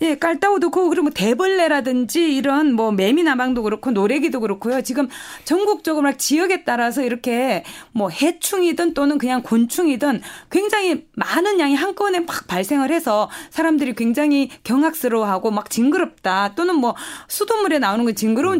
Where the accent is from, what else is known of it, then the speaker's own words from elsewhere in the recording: North Gyeongsang, South Korea; accent: Gyeongsang dialect; moved away; 제가 말투가 지금 경상도 어, 사투리를 좀 쓸 텐데요.